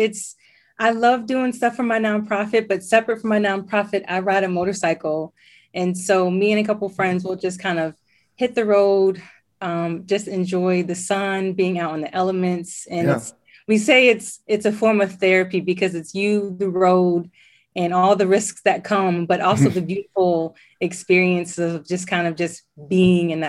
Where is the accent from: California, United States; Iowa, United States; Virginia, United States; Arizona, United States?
Virginia, United States; Alexandria; So I was born in Alexandria, Virginia, and I still live in Alexandria, Virginia. So okay. I didn't go too far away.